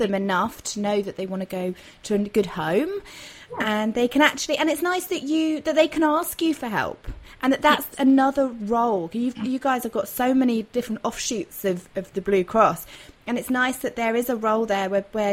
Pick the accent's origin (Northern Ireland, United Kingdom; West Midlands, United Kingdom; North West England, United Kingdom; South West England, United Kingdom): South West England, United Kingdom; Dorset; moved away as an adult; I had to move back to my hometown in Dorset